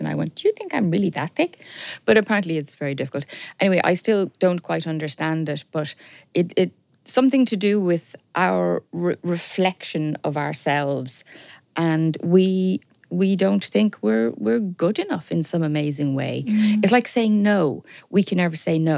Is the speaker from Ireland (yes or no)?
yes; Dublin, Leinster, Ireland; also born or lived in Belfast / Sligo; I was brought up sort of halfway up the Sandyford Road, the Dundrum area